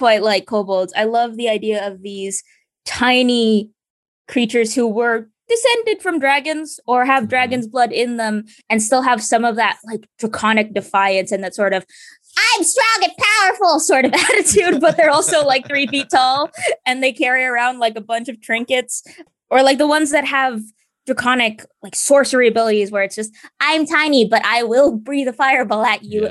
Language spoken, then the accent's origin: English; United States; I myself am Filipino, although I am diaspora. I was born in America and I've been in America my entire life